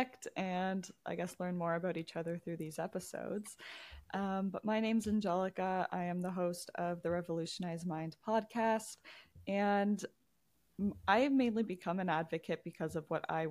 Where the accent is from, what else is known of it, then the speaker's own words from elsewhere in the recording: Toronto, Ontario, Canada; I'm from the Toronto area.